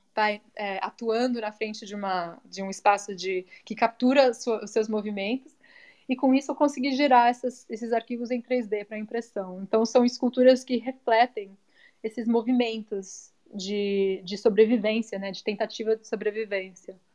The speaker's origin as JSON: {"language": "Portuguese", "region": "São Paulo", "country": "Brazil", "tie": "born or raised there", "moved": "yes", "lives_now": "United States", "said": "crescendo em São Paulo"}